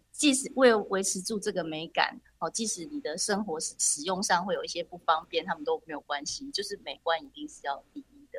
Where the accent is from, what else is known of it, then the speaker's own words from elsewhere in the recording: Taiwan; moved away; also born or lived in France; 我就在台湾